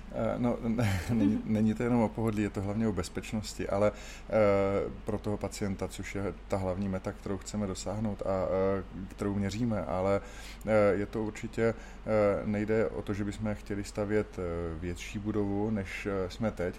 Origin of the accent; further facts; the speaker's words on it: Brno, South Moravian Region, Czechia; jsem Brňák, kdy ustal jsem v Komíně a chodil jsem na základní školu ve Křistenova a potom Pastviny v Komíně